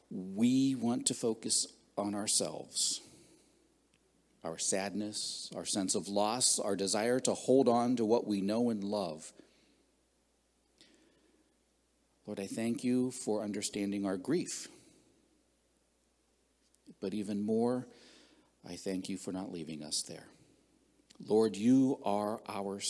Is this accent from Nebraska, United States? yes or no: no; southwestern Pennsylvania, United States; now in Ohio, United States; I grew up in southwestern Pennsylvania.